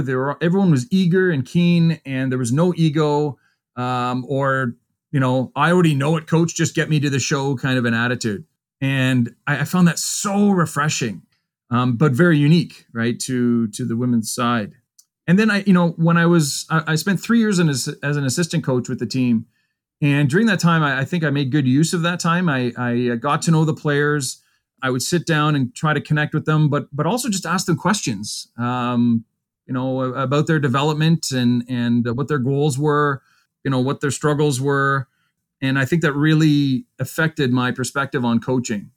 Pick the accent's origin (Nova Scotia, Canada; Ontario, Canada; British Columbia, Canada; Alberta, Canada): Ontario, Canada; Pembroke; also born or lived in Kingston; practiced in back in my hometown Pembroke for a few years